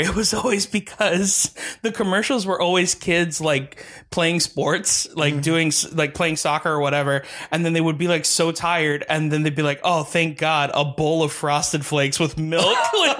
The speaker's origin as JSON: {"language": "English", "town": "Hialeah", "region": "Florida", "country": "United States", "tie": "born or raised there", "said": "I grew up in Hialeah, like in the 90s. So god, it was damn. It was like the hood."}